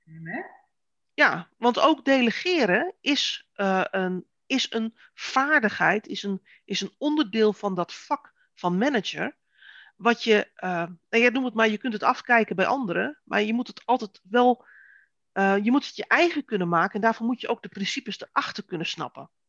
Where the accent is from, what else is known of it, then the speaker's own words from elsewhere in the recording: Netherlands; wij als Nederlanders